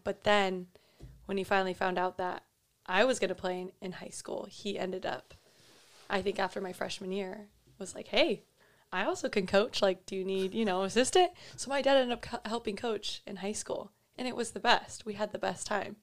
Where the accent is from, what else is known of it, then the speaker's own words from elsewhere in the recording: Fullerton, California, United States; moved away as an adult; now in Newport Beach, United States; I grew up in Fullerton